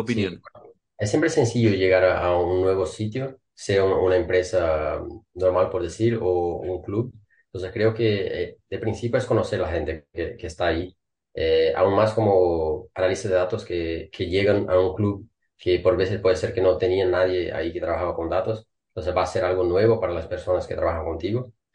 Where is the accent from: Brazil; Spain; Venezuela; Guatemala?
Brazil; Spanish is a second language; moved away as an adult; now in Denmark; soy brasileño